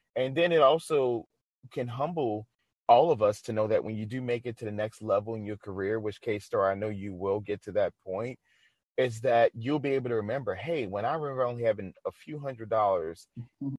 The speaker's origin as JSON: {"language": "English", "region": "the South", "country": "United States", "said": "I'm from the South"}